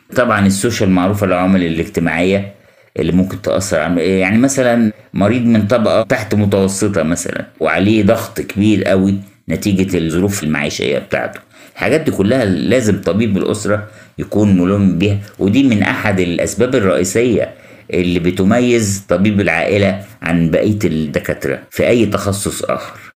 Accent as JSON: {"language": "Arabic", "country": "Egypt", "said": "عندنا في مصر"}